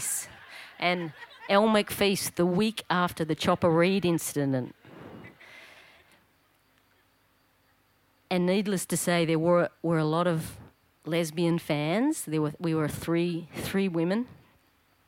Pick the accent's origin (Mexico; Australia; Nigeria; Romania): Australia; now in Darwin, Australia; when I was just a little tacker growing up in Paran, at the Paran swimming pool